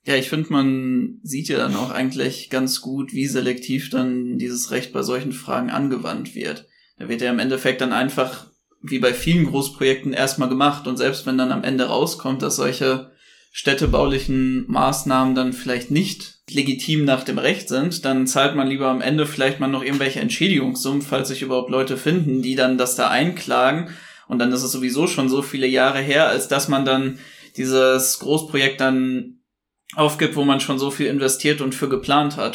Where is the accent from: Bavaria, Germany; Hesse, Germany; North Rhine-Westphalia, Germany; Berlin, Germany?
North Rhine-Westphalia, Germany; Bochum; ich bin nämlich am Rand von Bochum-Weidmar aufgewachsen